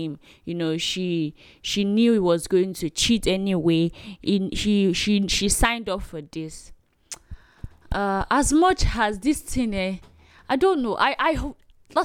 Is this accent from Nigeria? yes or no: yes; Nigeria; As a Nigerian